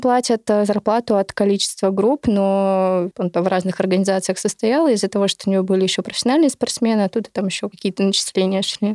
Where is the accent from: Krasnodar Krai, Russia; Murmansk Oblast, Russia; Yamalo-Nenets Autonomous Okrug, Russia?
Krasnodar Krai, Russia; я, наверное, представляю южный регион нашей страны, потому что я не из Москвы